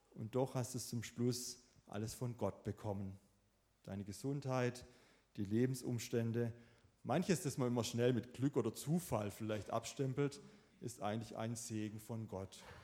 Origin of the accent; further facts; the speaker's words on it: Swabia, Germany; ich bin selber auch ein Schwabe